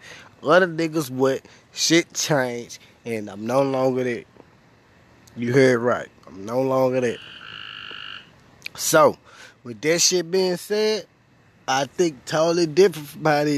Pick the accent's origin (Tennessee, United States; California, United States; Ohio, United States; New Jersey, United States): Tennessee, United States; Memphis; moved away; I come from Memphis